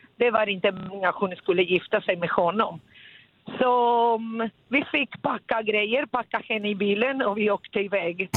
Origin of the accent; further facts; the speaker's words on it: Italy; moved away; also born or lived in Sweden; Jag bodde i Sverige, men jag kommer från Italien